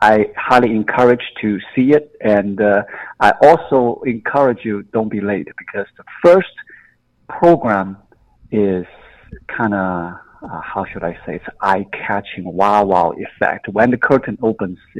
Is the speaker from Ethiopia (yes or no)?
no; China; moved away as an adult; now in United States; I was born in China, I grew up in China